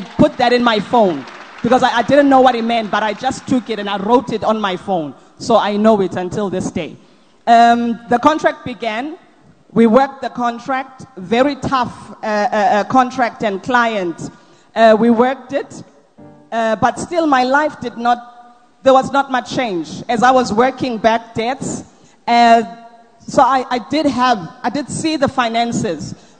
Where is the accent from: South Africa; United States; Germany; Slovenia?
South Africa; Durban, KwaZulu-Natal; I'm coming from Durban, and my testimony is on behalf of myself and my husband.